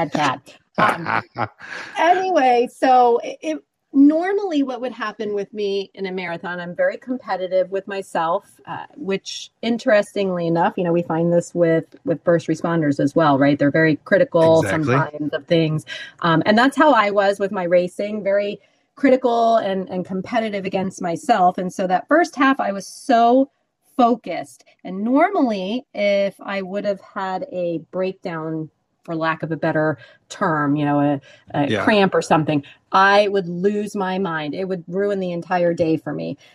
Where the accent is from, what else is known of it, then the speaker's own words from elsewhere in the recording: Miami, Florida, United States; I grew up in Miami